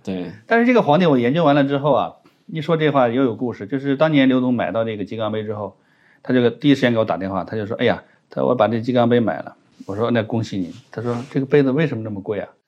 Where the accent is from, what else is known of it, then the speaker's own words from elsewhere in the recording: China; 我们中国人